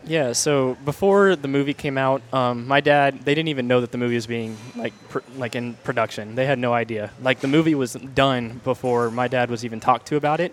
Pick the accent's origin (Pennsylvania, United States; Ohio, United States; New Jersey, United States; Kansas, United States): Kansas, United States; moved away; I'm originally from Kansas.